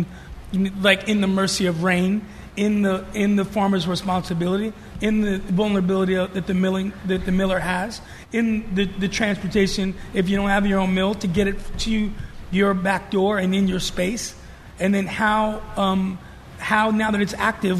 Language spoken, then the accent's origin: English; New York City, New York, United States; moved away; growing up in New York